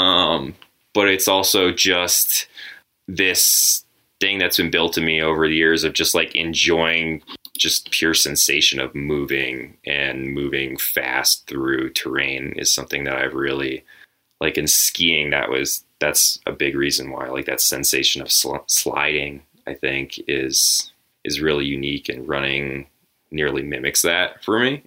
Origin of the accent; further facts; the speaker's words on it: New England, United States; now in Colorado, United States; I grew up in the Northeast area, the New England area